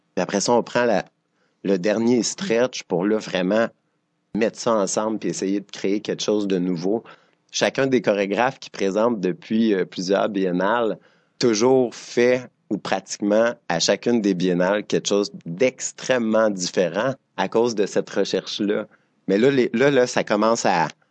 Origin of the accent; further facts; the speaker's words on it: Drummondville, Quebec, Canada; moved away as an adult; now in Montreal, Canada; je viens de Drummondville, je dansais dans Makina à Drummondville